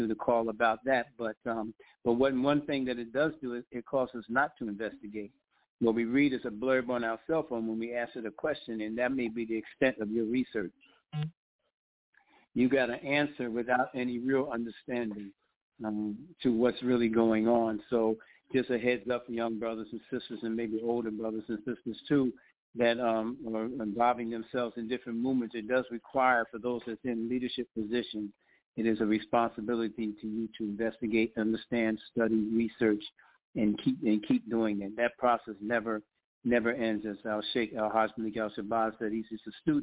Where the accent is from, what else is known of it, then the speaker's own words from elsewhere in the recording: New Jersey, United States; now in Richmond, United States; I live in Richmond. I'm from New Jersey